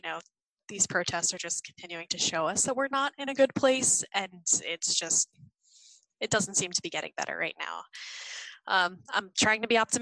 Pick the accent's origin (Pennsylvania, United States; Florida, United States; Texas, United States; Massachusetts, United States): Pennsylvania, United States; Philadelphia; I'm from the Philadelphia area